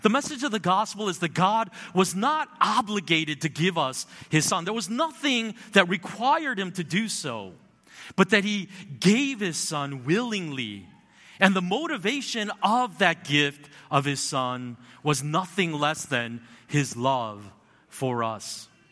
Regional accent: United States; I grew up in America

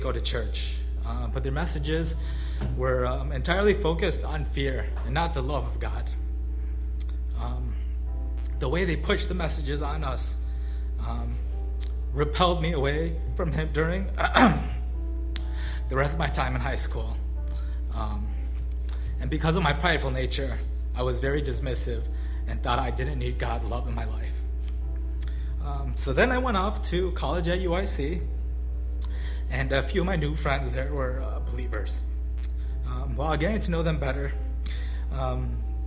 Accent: Skokie, Illinois, United States; I grew up close by in Skokie

